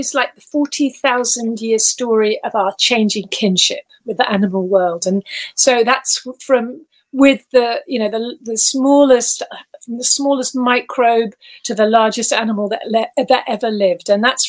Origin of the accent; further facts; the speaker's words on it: Gibraltar; born there; I was born in Gibraltar. We had a Spanish nanny. My dad was in the army